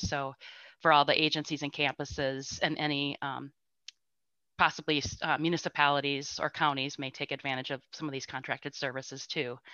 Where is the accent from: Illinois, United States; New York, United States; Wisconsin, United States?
Wisconsin, United States; Spring Green; I grew up and continue to live in Spring Green